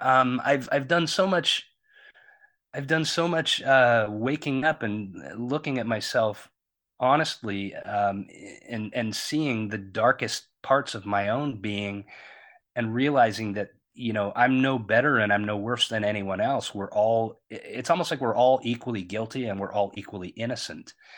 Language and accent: English; Long Beach, California, United States; I grew up in Long Beach, California